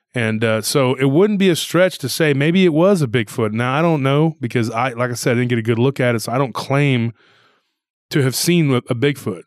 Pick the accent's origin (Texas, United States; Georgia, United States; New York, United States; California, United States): Texas, United States; hometown near Austin; now in Austin, United States; in the Hispanic culture where I'm from